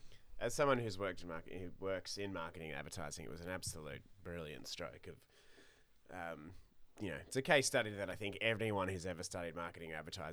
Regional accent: Queensland, Australia; also born or lived in Sweden; I grew up in Queensland. It's like, that's the beach. That's the beachiest part of the country.

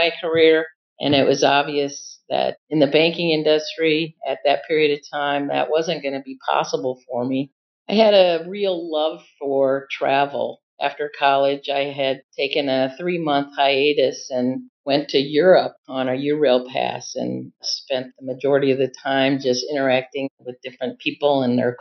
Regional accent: Iowa City, Iowa, United States; I'm from Iowa City

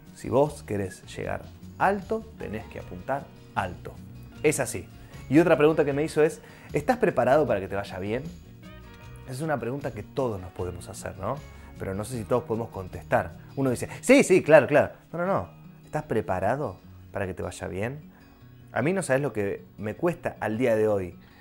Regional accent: Rosario, Santa Fe, Argentina; moved away as an adult; now in Buenos Aires, Argentina; Cuando yo terminé la secundaria, quería venirme a vivir a Buenos Aires, yo soy de Rosario

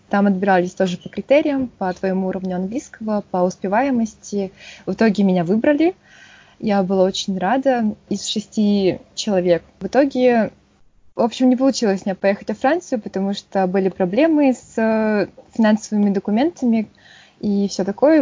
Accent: Yakutsk, Sakha Republic, Russia; Я из Якутска, столица Республики Саха. Там родилась, всю жизнь прожила

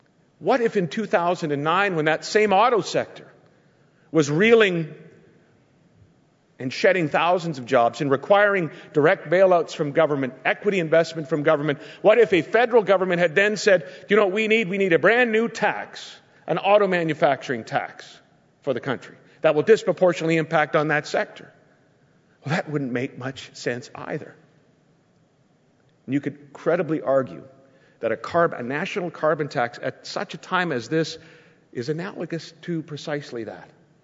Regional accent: Canada; I'm proud of that as a Canadian.

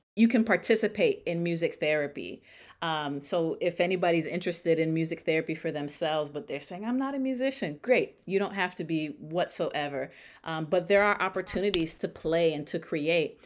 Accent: Stamford, Connecticut, United States; now in Dallas, United States; I am based currently in Dallas, Texas, but born and raised in Stamford, Connecticut

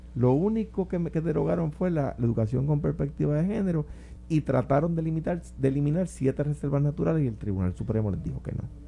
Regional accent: Puerto Rico; Cuando yo era muchachito, cuando era niño, había iglesias en Puerto Rico

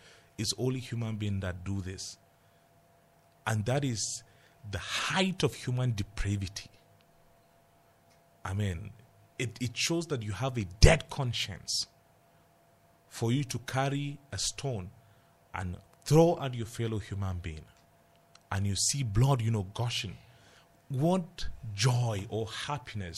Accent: Jos, Plateau, Nigeria; I grew up in Jos.

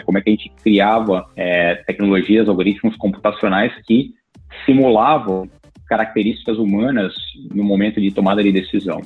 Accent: Brazil; moved away as an adult; now in Silicon Valley, United States; nós como brasileiros

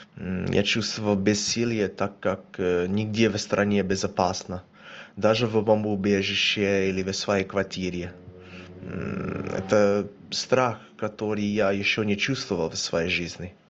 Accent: Australia; now in Kyiv, Ukraine; мне 30 лет, я из Австралии

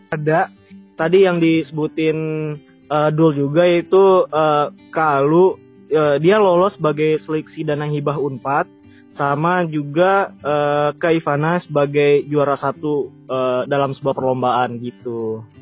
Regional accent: Padang, West Sumatra, Indonesia; aku kan, eh, asalnya dari Padang. Dan kebetulan juga sekarang, eh, lagi di Padang juga

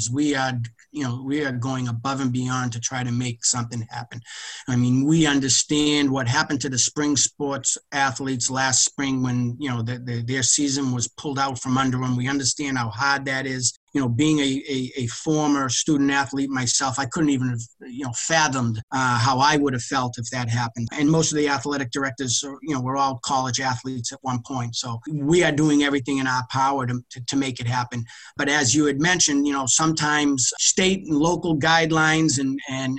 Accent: hometown near Boston, Massachusetts, United States; around my hometown

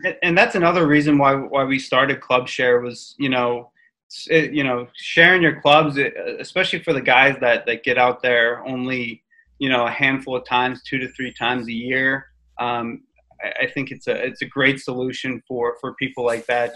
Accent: Pittsburgh, Pennsylvania, United States; I'm from Pittsburgh

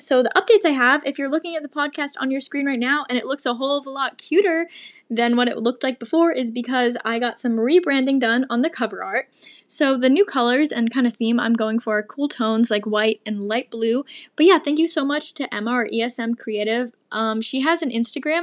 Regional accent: Portland, Oregon, United States; moved away; But I'm from Portland, and I've been to Seattle a lot because I live so close

